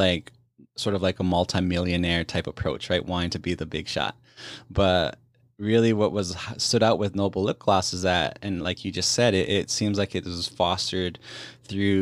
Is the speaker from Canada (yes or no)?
yes; Canada; I'm from the Indigenous community, obviously Plains Cree Nakota from Treaty 6 territory